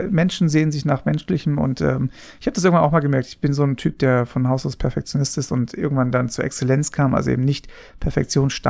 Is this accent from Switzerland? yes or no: no; Papua New Guinea; aber ich bin ja in Papua-Neuguinea aufgewachsen